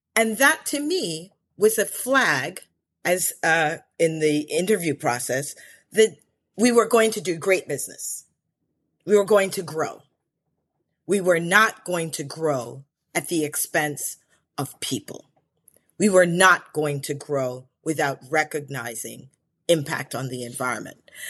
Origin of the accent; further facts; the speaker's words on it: Chevy Chase, Maryland, United States; also born or lived in Belize; I grew up in Chevy Chase, Maryland